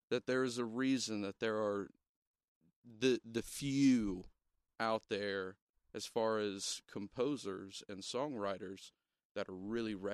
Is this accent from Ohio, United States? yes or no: yes; Ohio, United States; We're from Southern Ohio. Okay? We told we y'all. We talk funny.